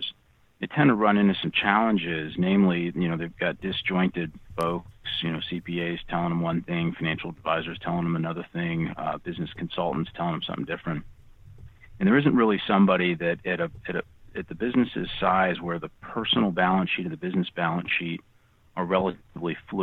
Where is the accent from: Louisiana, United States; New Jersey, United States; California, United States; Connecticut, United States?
Connecticut, United States; Rocky Hill; now in Arizona, United States; I grew up in Connecticut playing hockey